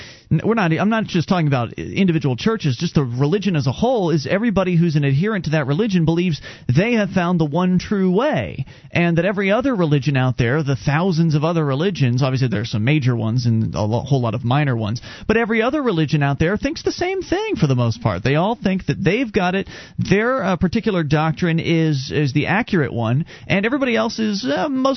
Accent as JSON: {"language": "English", "region": "Florida", "country": "United States", "tie": "born or raised there", "said": "I grew up a Presbyterian in Florida"}